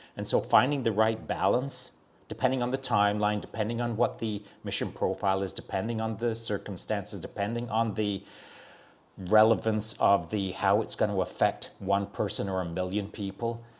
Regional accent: Barnsley, Yorkshire and the Humber, United Kingdom; moved away; I'm from Barnsley

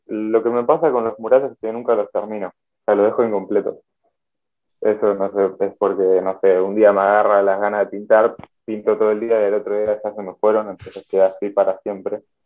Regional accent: Buenos Aires, Argentina; soy de Buenos Aires

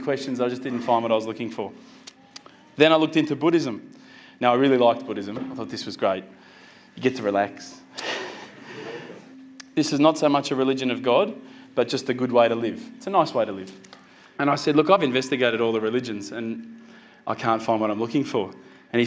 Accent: Australia; as an Aussie

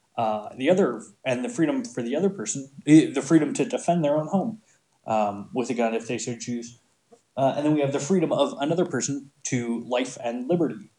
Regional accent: Montana, United States; growing up in Montana around a ton of people who had guns

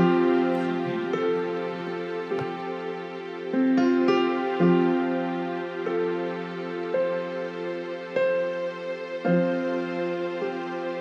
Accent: Chicago, Illinois, United States; now in Eagle Lake, United States; I grew up in Chicago

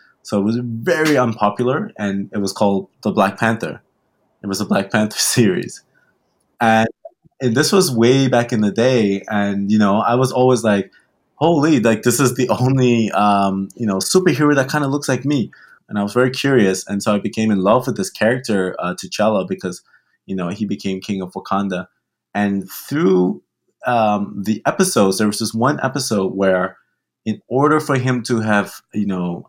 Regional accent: Turks & Caicos Islands; born there; also born or lived in Germany; I was born in the Caribbean, born in Turks and Caicos Islands.

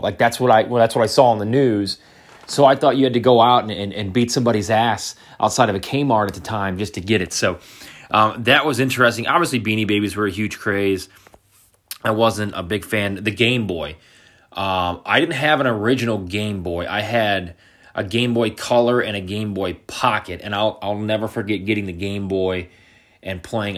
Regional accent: Portage, Indiana, United States; moved away; I am in Northwest Indiana, where I grew up in Portage, right off Lake of Michigan

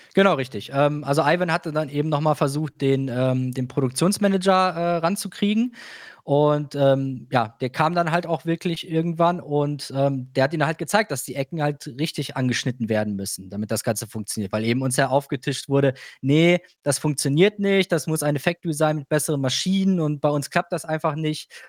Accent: Germany; als Europäer, als Deutscher

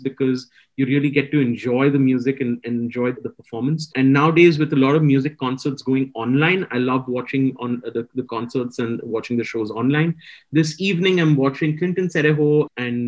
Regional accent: Chennai, Tamil Nadu, India; now in Mumbai, India; I'm from Chennai.

